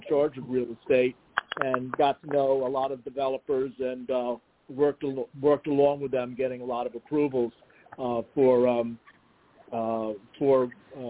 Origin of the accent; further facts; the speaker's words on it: New York City, New York, United States; also born or lived in Long Island; I was born and raised in New York City